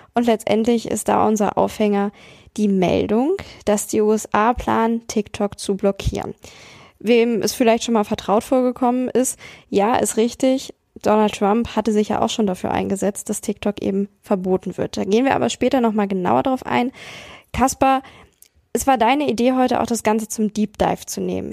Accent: Hanover, Lower Saxony, Germany; ich bin in Hannover zur Schule gegangen, in Niedersachsen.

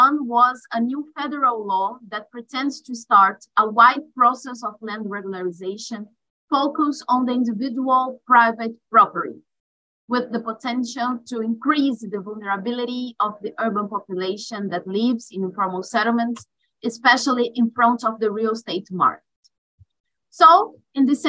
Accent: Brazil; I'm from Brazil

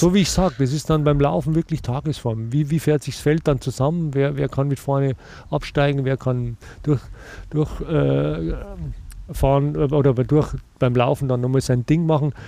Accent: Germany; bei uns in Deutschland

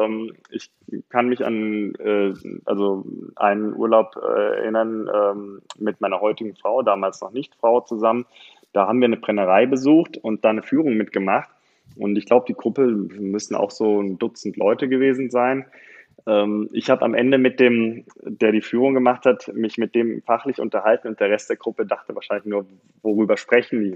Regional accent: Bonn, North Rhine-Westphalia, Germany; also born or lived in Cologne; now in Bergisches Land, Germany; ich habe meine Schulzeit und mein Studium in Bonn gelebt

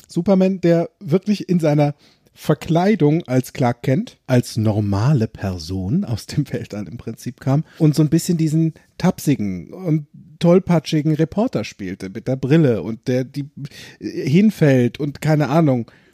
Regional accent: Limburg an der Lahn, Hesse, Germany; von Limburg damals, wo ich gewohnt habe, wo ich groß geworden bin

